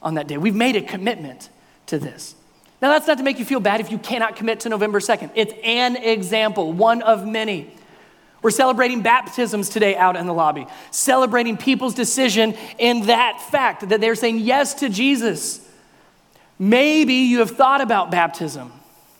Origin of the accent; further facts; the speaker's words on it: the North, United States; moved away; I'm a Yankee, I'm from the North